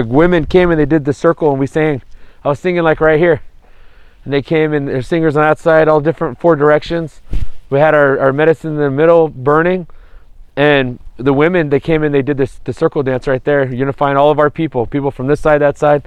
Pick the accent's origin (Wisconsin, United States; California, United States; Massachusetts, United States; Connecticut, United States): California, United States; Viejas Band of Kumeyaay; I come from the Kumeyaay Nation, from the Viejas Band, where I live with my beautiful wife